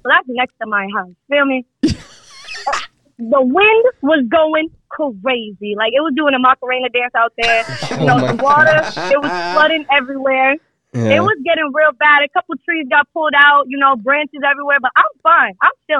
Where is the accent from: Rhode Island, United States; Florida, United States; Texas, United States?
Rhode Island, United States; now in Miami, United States; Nah, I'm like, well, I'm in Miami right now, but like I'm from Rhode Island type shit.